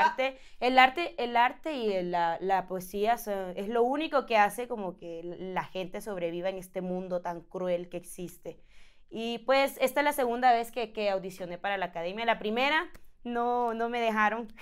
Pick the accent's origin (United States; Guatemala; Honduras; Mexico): Honduras; moved away; yo soy de Honduras